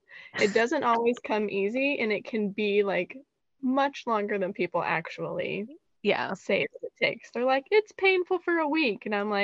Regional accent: Goodlettsville, Tennessee, United States; moved away as an adult; also born or lived in Seattle; We grew up in Goodlettsville.

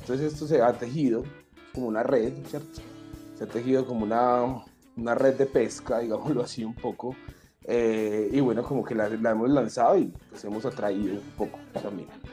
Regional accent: Medellín, Antioquia, Colombia; la Casa de la Cultura del barrio Pedregal en Medellín, que fue el barrio donde yo nací donde me crié y viví por 25 años allí

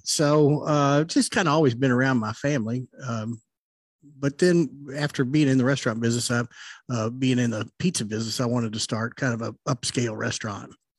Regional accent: Louisville, Kentucky, United States; growing up in Louisville, I didn't grow up too far from um, National Distillery.

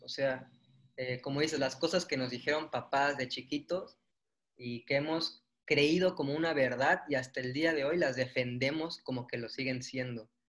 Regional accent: Mérida, Yucatán, Mexico; somos de Mérida

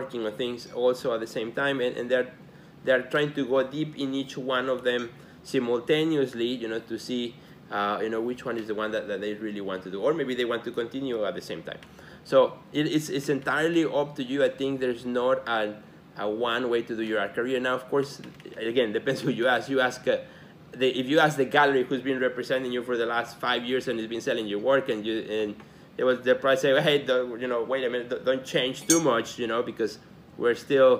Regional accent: Mexico; now in Chicago, United States; You know, I'm an immigrant. I came from Mexico to Chicago in 1988, which, by the way, is 30 years already.

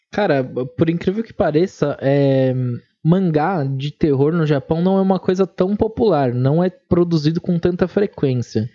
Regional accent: São Paulo, Brazil; eu sou de São Paulo

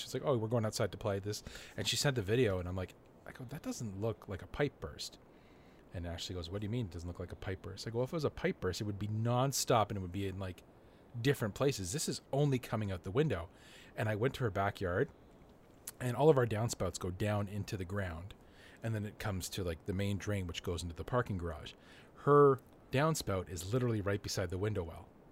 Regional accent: Canada; I'm Canadian and I drive in snow all the time

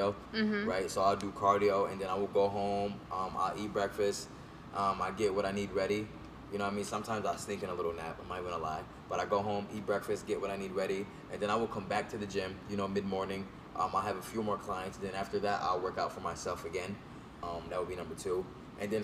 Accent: Binghamton, New York, United States; also born or lived in Albany, New York / North Carolina / Clifton Park, New York; I grew up in Binghamton, New York for the most part

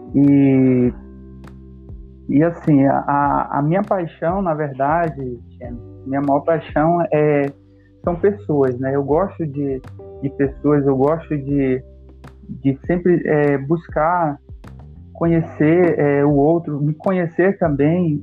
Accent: Manaus, Amazonas, Brazil; sou manauara, né? é, moro aqui em Manaus há, há um bom tempo já.

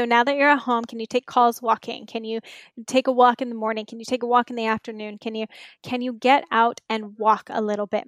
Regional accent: Inland Empire, Southern California, United States; also born or lived in New York / Marina del Rey; I grew up Inland Empire in Southern California

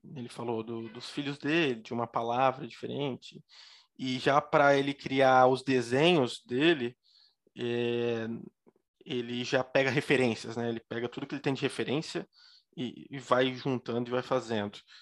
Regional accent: Joinville, Santa Catarina, Brazil; como eu sou aqui de Joinville, eu sou aqui do Iririú

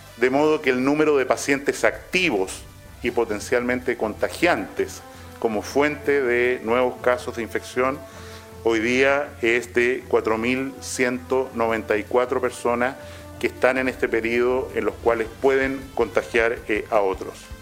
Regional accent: Chile; como chilenos y chilenas que somos

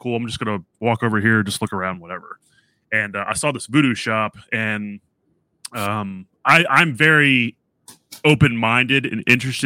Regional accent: New Orleans, Louisiana, United States; moved away; also born or lived in Tennessee; originally I'm from New Orleans.

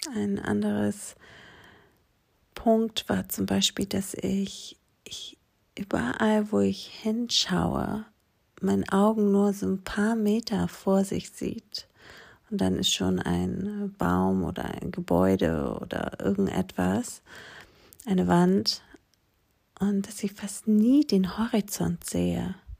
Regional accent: Aegina, Attica, Greece; German is a second language; moved away as an adult; now in Germany; diese kleine griechische Insel, wo ich aufgewachsen bin, Egina die liegt gegenüber von Athen

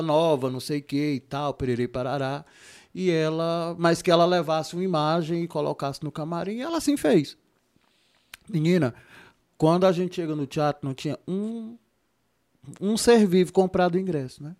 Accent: Juazeiro do Norte, Ceará, Brazil; eu sou de Juazeiro, né? Eu sou, eu sou caririense de Juazeiro do Norte

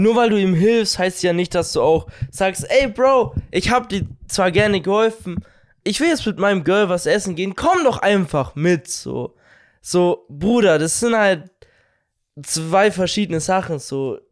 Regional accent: Bavaria, Germany; dass wir aus Bayern kommen

